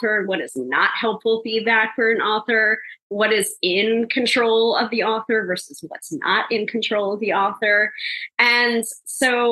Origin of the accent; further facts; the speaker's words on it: New York, United States; the New Yorker